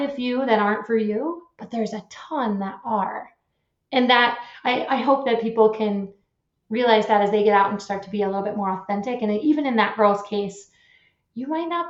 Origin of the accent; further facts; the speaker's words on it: Eastern Iowa, United States; moved away as an adult; also born or lived in Milwaukee, Wisconsin; I grew up in Eastern Iowa and then moved away to Milwaukee, which was a big city